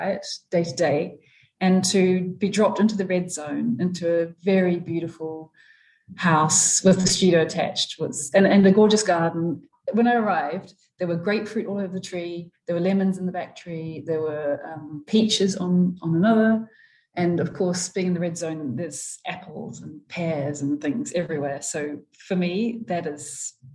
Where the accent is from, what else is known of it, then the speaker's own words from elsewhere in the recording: New Plymouth, Taranaki, New Zealand; I was born in New Plymouth